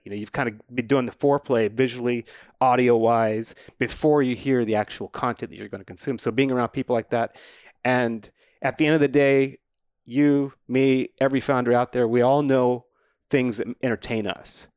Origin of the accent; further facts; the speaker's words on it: New Mexico, United States; I grew up in New Mexico, I just wasn't next to a mountain